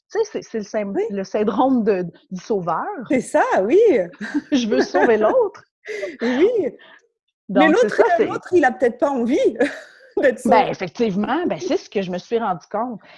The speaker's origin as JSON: {"language": "French", "town": "Montreal", "region": "Quebec", "country": "Canada", "said": "je suis québécoise, ouais, née à Montréal et je vis maintenant à la campagne."}